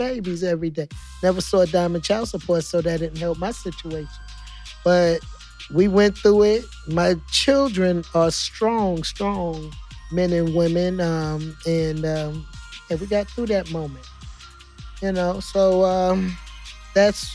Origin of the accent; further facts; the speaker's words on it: New York City, New York, United States; also born or lived in Harlem, New York / San Diego, California; now in St. Louis, United States; I'm born in Harlem, raised up in the Bronx. I moved here in 2012 from San Diego, California.